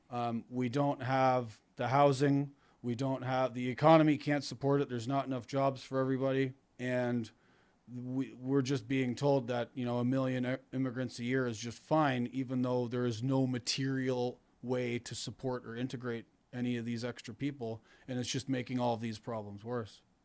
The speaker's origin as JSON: {"language": "English", "country": "Canada", "moved": "as an adult", "lives_now": "New York, United States", "said": "I'm Canadian"}